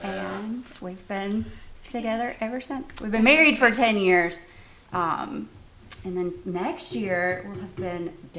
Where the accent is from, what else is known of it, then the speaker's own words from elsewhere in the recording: Headland, Alabama, United States; I'm from Headland. If I wasn't born here, am I from Headland? I was here. Yes. I've been in. I was kindergarten through graduation.